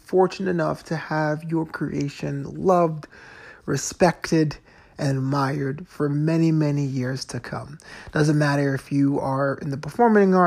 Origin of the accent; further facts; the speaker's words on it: East Coast, United States; now in Los Angeles, United States; I grew up on the East Coast